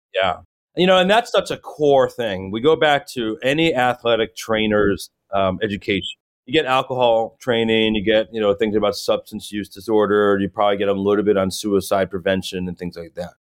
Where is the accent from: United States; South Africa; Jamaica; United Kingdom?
United States; Chicago, Illinois; moved away as an adult; now in Los Angeles, United States; I grew up in Chicago, a huge Chicago sports fan